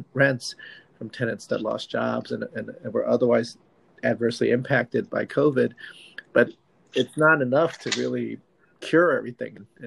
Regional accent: Manhattan Beach, California, United States; my hometown of Manhattan Beach

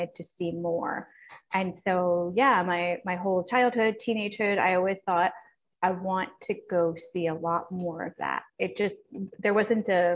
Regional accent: East Coast of the United States, United States; moved away as an adult; also born or lived in California / San Francisco; I was born and raised on the East Coast, but honestly, I spent about 10 years in different cities in California before I went abroad

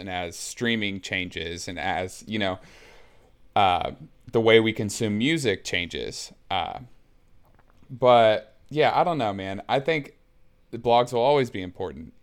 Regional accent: Muncie, Indiana, United States; I was born and raised in Muncie, Indiana, which is a smallish town in Indiana uh, in the Midwest

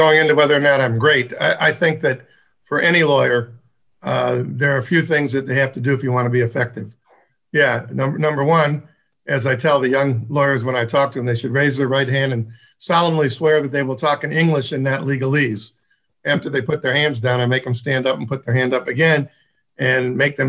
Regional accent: Detroit, Michigan, United States; Where we were raised, we went to elementary school, junior high, and then we all went to Mumford, and we had a mix of kids

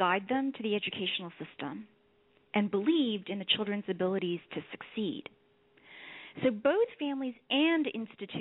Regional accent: New York City, New York, United States; I was born in Manhattan's Chinatown and grew up between there and Queens, where we moved later on

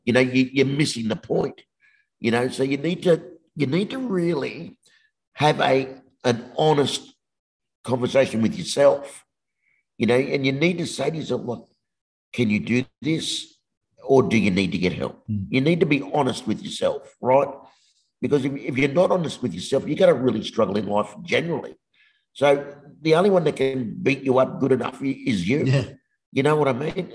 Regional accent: Sydney, New South Wales, Australia; we grew up in Western Sydney

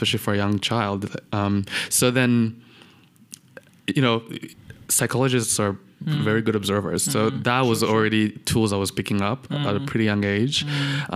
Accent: Rwanda; also born or lived in Kampala, Uganda; I was born in Uganda, like most Rwandans, you know, my parents had fled. And I was there in Kampala for about 5 years

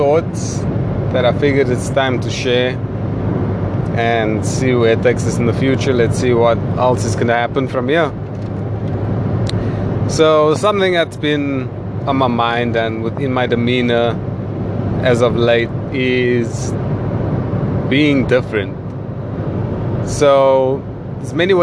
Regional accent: Cape Town, Western Cape, South Africa; me as a South African, we do have a colored community, and me being from Cape Town

